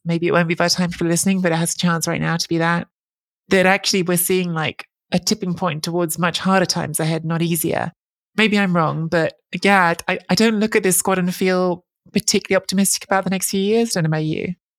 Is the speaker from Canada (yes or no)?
no; England, United Kingdom; am a second generation Italian. I grew up in England.